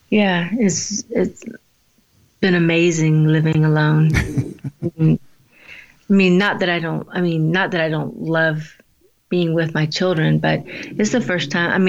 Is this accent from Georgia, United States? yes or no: yes; Georgia, United States; born or raised there; moved away as an adult; also born or lived in New Mexico / Atlanta, Georgia / Minneapolis, Minnesota